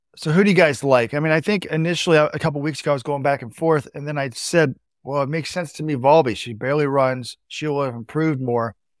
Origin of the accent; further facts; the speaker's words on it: Dallas, Texas, United States; We grew up in Dallas, which is flat.